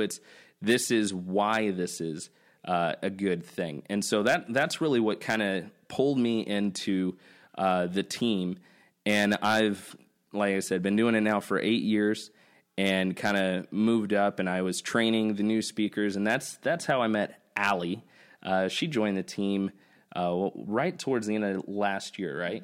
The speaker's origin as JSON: {"language": "English", "region": "Nebraska", "country": "United States", "tie": "born or raised there", "said": "I grew up in Nebraska"}